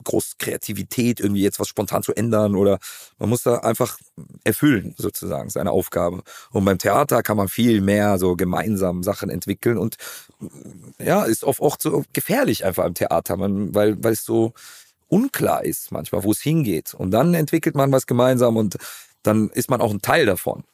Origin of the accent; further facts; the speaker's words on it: Cologne, North Rhine-Westphalia, Germany; Ich bin eine Kölsche Jung, geboren in der Südstadt, im Klösterchen